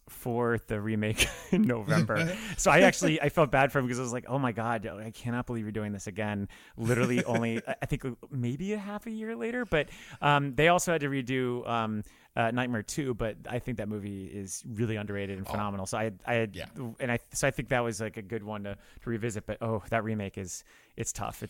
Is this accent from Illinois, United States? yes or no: no; South Florida, United States; So I'm from South Florida, and I am, I'm 36 this year. So I was about 14 years old when this movie came out.